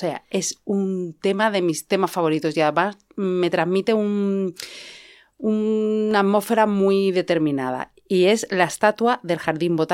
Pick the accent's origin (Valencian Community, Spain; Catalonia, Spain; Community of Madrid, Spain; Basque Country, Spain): Community of Madrid, Spain; Madrid; Sí, pero yo soy ochentera. Me crié en Madrid